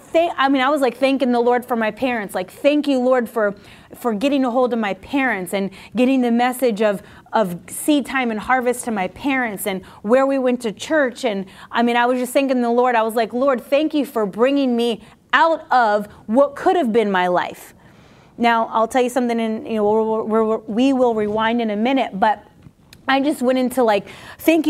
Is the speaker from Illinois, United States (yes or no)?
no; Coconut Creek, Florida, United States; also born or lived in Coral Springs, Florida / Boca Raton, Florida / Virginia Beach, Virginia; I'm originally from South Florida here, this area